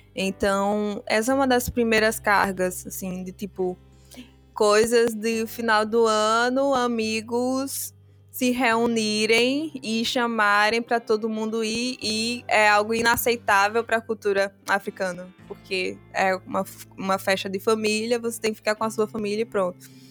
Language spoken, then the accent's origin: Portuguese; Brazil; also born or lived in Guinea-Bissau / Biombo; eu fui criada aqui no Brasil. É, eu vim ao Brasil quando eu tinha sete anos com minha família